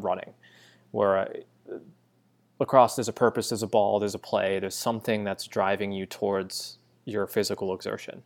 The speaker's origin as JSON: {"language": "English", "region": "Western Massachusetts", "country": "United States", "tie": "born or raised there", "moved": "yes", "lives_now": "New York City, United States", "said": "I grew up in Western Mass"}